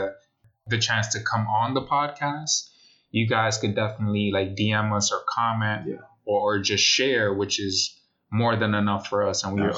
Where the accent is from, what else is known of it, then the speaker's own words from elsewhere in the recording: New York City, New York, United States; Even though we're from the Bronx, the Boogie Down.